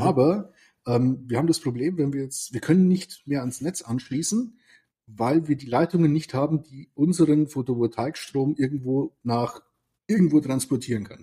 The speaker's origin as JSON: {"language": "German", "region": "Lower Bavaria", "country": "Germany", "first_language": "Bavarian", "second_language": "German", "said": "da ich aus Niederbayern komme"}